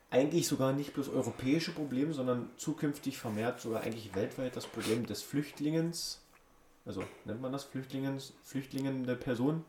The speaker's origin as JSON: {"language": "German", "country": "Germany", "said": "Wir kommen ja auch aus Deutschland, deswegen sind wir Deutsche."}